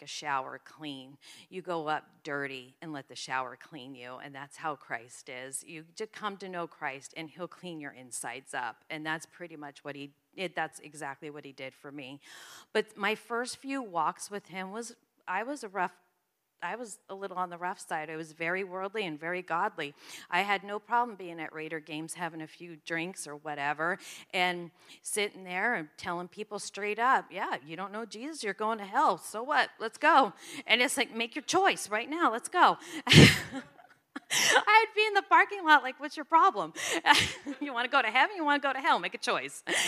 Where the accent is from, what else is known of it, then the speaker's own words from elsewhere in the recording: New Jersey, United States; I'm from New Jersey.